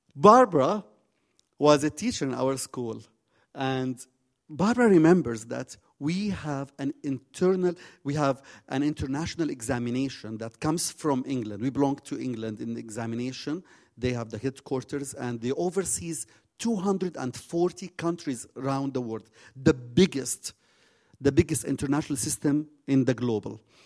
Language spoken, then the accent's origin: English; Jordan; also born or lived in Zarqa